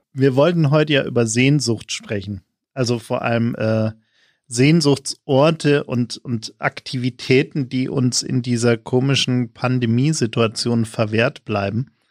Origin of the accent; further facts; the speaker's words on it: Munich, Bavaria, Germany; ich als gebürtiger Münchner